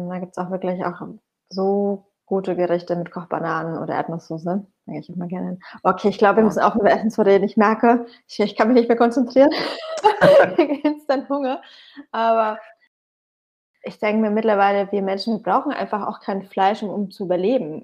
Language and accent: German; Bamberg, Bavaria, Germany; now in Berlin, Germany; meine Heimatstadt Bamberg